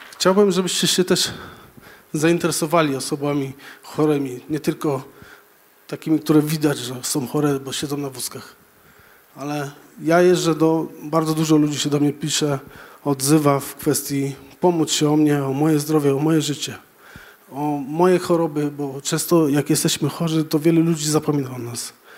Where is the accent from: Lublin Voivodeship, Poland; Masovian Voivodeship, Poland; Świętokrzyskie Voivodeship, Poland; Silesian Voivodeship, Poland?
Silesian Voivodeship, Poland; Żory; wychowałem się w kościele, w zasadzie wolnych chrześcijan w Żorach